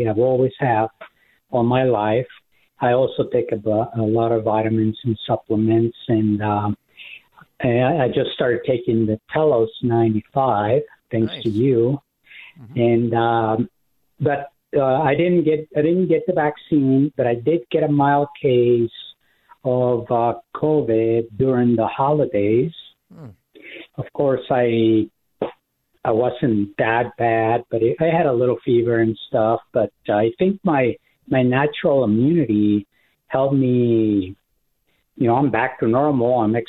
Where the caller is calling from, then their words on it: Phoenix, Arizona, United States; Hello, Dr. Bob. I'm from Phoenix, and I'm 70 years old.